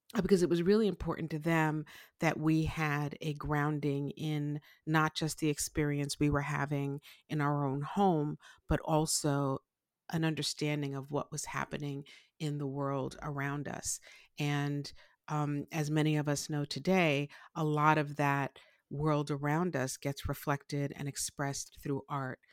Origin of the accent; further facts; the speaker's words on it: New York City, New York, United States; I grew up in Brooklyn, uh, to a Haitian father and a Puerto Rican mother, uh, in Brooklyn, New York